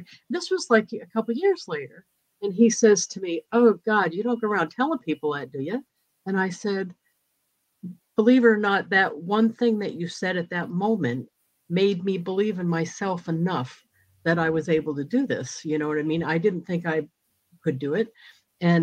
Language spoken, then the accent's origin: English; New England, United States; moved away as an adult; also born or lived in Mississippi / South Carolina; now in New Hampshire, United States; I'm originally from New England